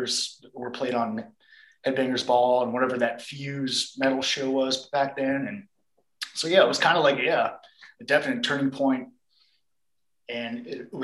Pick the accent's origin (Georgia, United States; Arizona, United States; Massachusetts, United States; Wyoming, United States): Arizona, United States; Phoenix; moved away as an adult; also born or lived in New Orleans; from Phoenix, grew up here, and moved to New Orleans when I joined the Goat Horde about 16 years ago